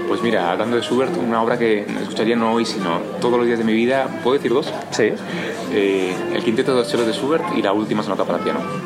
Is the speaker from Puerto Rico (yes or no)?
no; Spain; also born or lived in Germany / United States; yo soy español